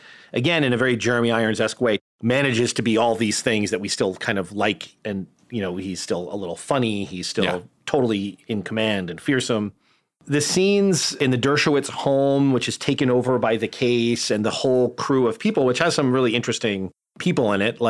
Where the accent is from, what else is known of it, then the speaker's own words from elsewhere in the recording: New Haven, Connecticut, United States; I grew up in New Haven